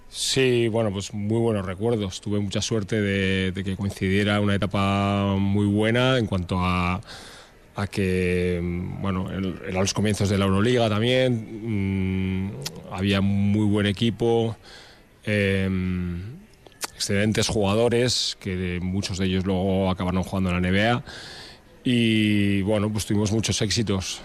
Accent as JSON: {"language": "Spanish", "town": "Portugalete", "region": "Basque Country", "country": "Spain", "moved": "as an adult", "lives_now": "Vitoria-Gasteiz, Spain", "said": "no nací aquí, soy de Portugalete, pero vivo aquí desde, desde que vine a estudiar la carrera"}